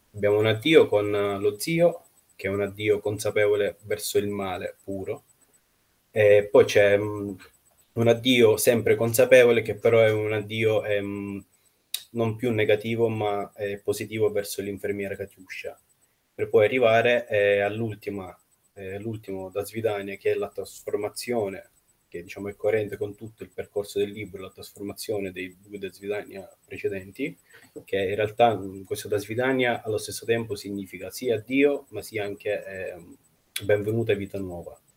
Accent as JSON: {"language": "Italian", "town": "Nizhny Novgorod", "region": "Nizhny Novgorod Oblast", "country": "Russia", "tie": "born or raised there", "also_born_or_lived": "Siena, Italy / Rome, Italy", "moved": "yes", "said": "che è la città natale, Nizhny Novgorod, Mh-mh. appunto perché ci sono nato"}